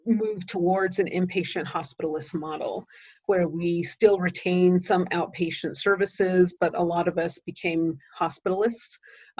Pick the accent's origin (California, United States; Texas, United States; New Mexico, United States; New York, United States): New Mexico, United States; Shiprock; also born or lived in Black Rock, Arizona; I grew up in Shiprock, New Mexico